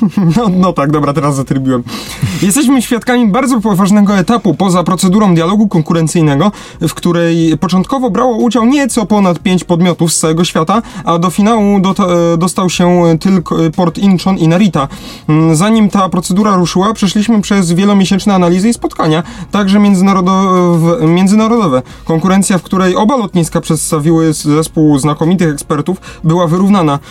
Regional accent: Lesser Poland, Poland; jesteśmy z Małopolski

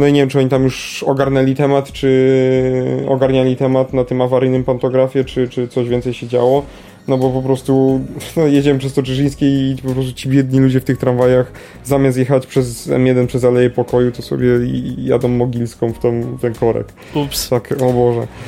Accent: Kraków, Lesser Poland, Poland

